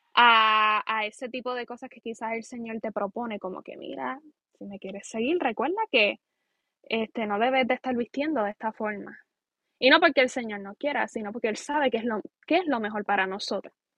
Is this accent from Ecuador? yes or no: no; Aguada, Puerto Rico; soy puertorriqueña, aguadeña